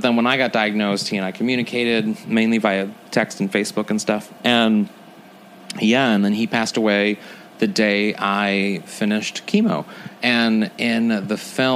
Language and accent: English; St. Louis, Missouri, United States; moved away; also born or lived in New York; I come from St. Louis, and it wasn't the most welcoming or comfortable community to be